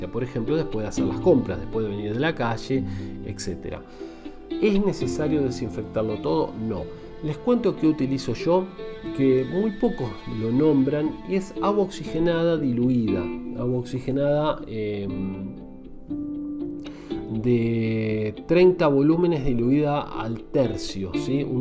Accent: Buenos Aires Province, Argentina; also born or lived in Sarandí / Avellaneda; now in Buenos Aires, Argentina; si me decís de dónde soy, soy de tu zona, soy de Gran Buenos Aires, zona sur. Viví muchos años en Sarandí, en Avellaneda, eh, pero ahora estoy viviendo en Capital Fede

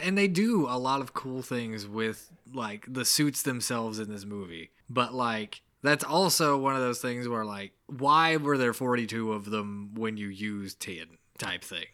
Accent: the South, United States; accent: mild accent; we're from the South

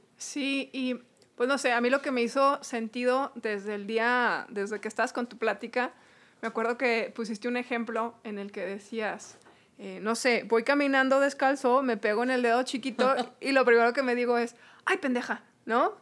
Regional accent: Hidalgo del Parral, Chihuahua, Mexico; somos de Parral, tú ahorita ya no vives en Parral, yo tengo poquito aquí

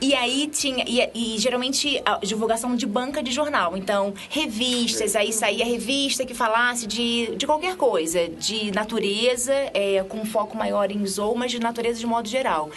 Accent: Rio de Janeiro, Brazil; moved away; eu sou lá do Rio de Janeiro

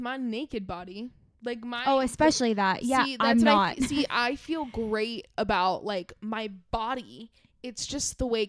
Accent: New York, United States; You say that, 'cause I'm actually from New York.

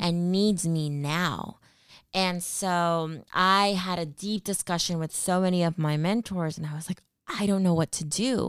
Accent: Stockton, California, United States; moved away as an adult; also born or lived in Peru (ancestry); now in Bay Area, United States; I was born in the Bay Area, but raised in the Central Valley in Stockton, California

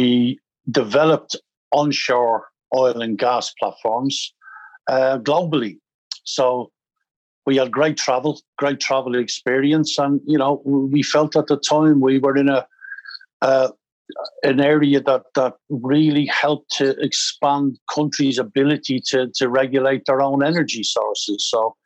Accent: Dublin, Leinster, Ireland; moved away as an adult; also born or lived in Canada; I grew up in Dublin, left school at 15

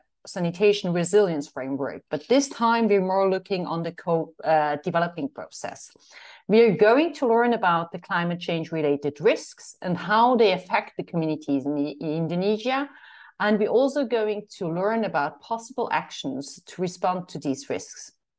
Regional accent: Eerbach, Switzerland; I'm from Eerbach, Switzerland.

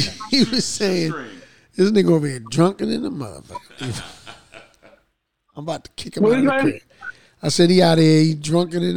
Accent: New Jersey, United States; I'm from Jersey

